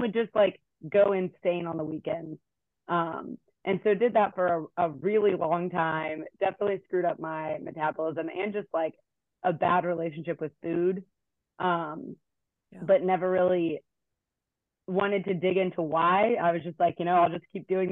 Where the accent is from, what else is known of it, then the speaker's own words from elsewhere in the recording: Hampton, Virginia, United States; moved away as an adult; now in Blacksburg, United States; I'm from Hampton, Virginia. Have been in Blacksburg for over a decade now.